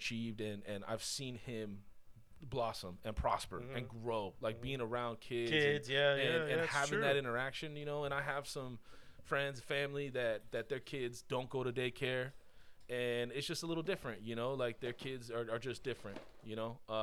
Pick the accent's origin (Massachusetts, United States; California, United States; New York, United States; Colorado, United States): California, United States; Buena Park; I grew up in Buena Park.